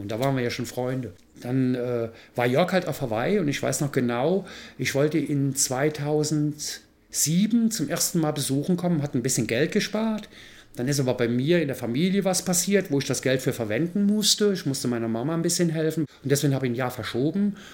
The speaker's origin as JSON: {"language": "German", "town": "Mayen", "region": "Rhineland-Palatinate", "country": "Germany", "tie": "born or raised there", "accent": "rheinischer Slang", "said": "Aus Mayen in der Eifel"}